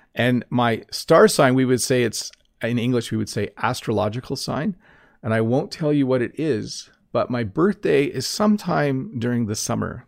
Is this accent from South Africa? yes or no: no; Canada